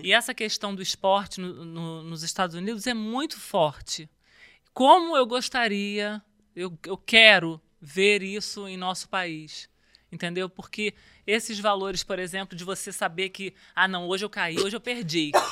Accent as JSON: {"language": "Portuguese", "region": "Rio de Janeiro", "country": "Brazil", "tie": "born or raised there", "said": "Eu, eu nasci no Rio, comecei a jogar vôlei aos 12"}